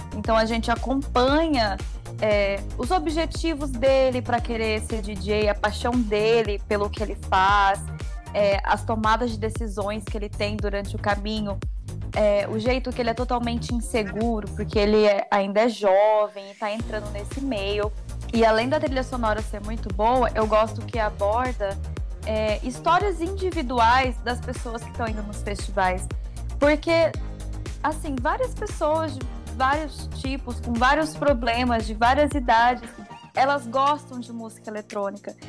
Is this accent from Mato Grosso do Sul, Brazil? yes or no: yes; Campo Grande, Mato Grosso do Sul, Brazil; eu sou aqui de Campo Grande, Mato Grosso do Sul